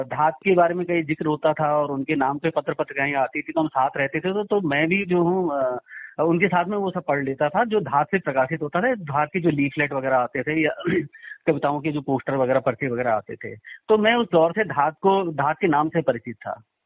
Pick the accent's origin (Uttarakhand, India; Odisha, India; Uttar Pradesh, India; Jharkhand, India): Uttarakhand, India; Kedar valley; मैं तो यहीं का रहने वाला हूं